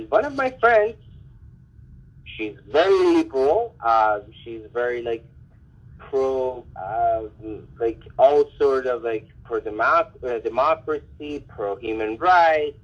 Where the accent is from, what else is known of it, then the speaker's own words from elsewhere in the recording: Iran; also born or lived in New York, United States; now in Canada; And then I tell them Iran